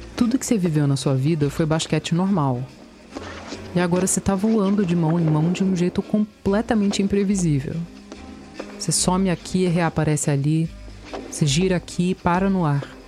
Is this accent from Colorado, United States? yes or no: no; Virginia, United States; na Virgínia, nos Estados Unidos, onde eu nasci